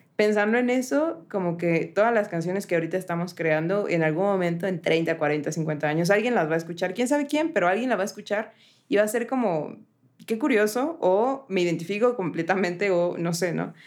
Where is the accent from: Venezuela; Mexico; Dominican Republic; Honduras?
Mexico; Puebla; mi ciudad natal